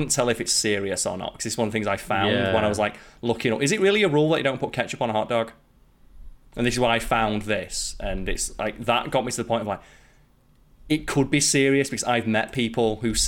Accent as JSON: {"language": "English", "country": "United Kingdom", "said": "me being British"}